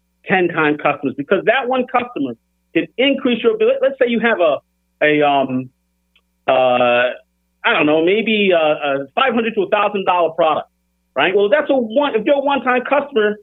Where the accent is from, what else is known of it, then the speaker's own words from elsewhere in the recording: New York City, New York, United States; I was born and raised in the Bronx in New York in the 80s